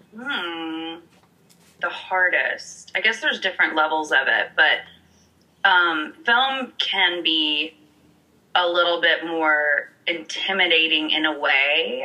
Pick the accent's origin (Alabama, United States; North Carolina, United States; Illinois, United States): Alabama, United States; Montgomery; also born or lived in New York City; now in Los Angeles, United States; I grew up in Alabama, specifically Montgomery